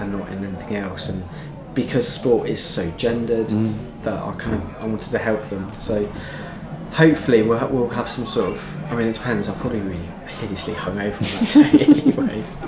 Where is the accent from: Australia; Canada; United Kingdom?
United Kingdom; Devon, South West England; I grew up in Devon